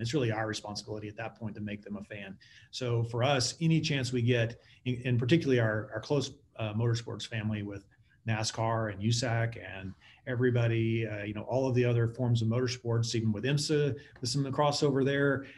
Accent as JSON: {"language": "English", "region": "Texas", "country": "United States", "tie": "born or raised there", "said": "growing up in Texas"}